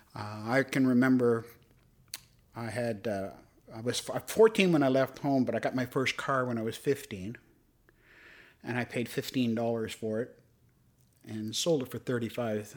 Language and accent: English; Toronto, Ontario, Canada; I was a Cabbage Town kid. I grew up in Regent Park.